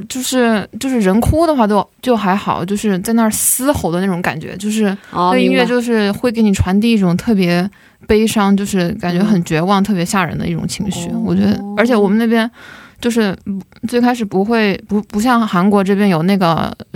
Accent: Chongqing, China; 我重庆人嘛

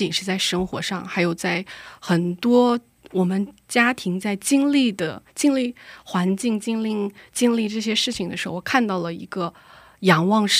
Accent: Xining, Qinghai, China; moved away as an adult; also born or lived in Henan; now in Seoul, South Korea; 我来自中国青海西宁，

